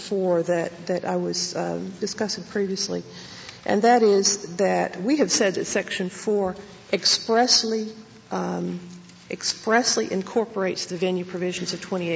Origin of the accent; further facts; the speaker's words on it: Alabama, United States; I'm from Alabama